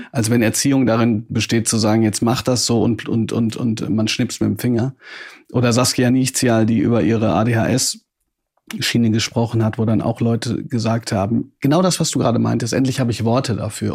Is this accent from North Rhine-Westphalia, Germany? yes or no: yes; Ruhr area, North Rhine-Westphalia, Germany; Ich komme aus dem Ruhrgebiet